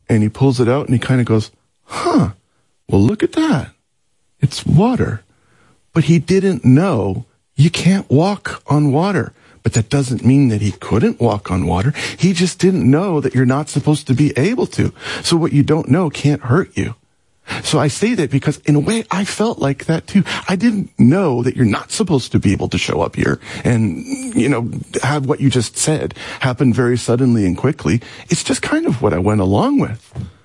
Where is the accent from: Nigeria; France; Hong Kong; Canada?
Canada; moved away; also born or lived in Seattle / Los Angeles; I'm Canadian.